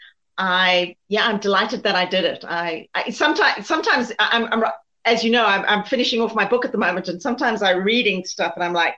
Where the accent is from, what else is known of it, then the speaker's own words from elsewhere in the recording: Zimbabwe; moved away as an adult; also born or lived in South Africa / United Kingdom / Portugal / Spain; I was born and raised in Zimbabwe